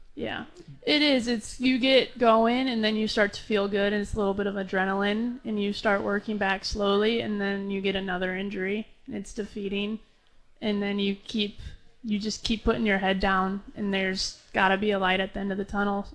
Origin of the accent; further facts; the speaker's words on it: Lincoln, Nebraska, United States; moved away; back in Lincoln in my hometown